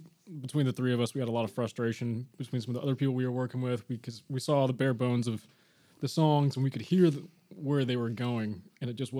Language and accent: English; Spokane, Washington, United States; moved away as an adult; also born or lived in San Diego; now in Nashville, United States; Me and Jonathan are actually from the same hometown, Spokane, Washington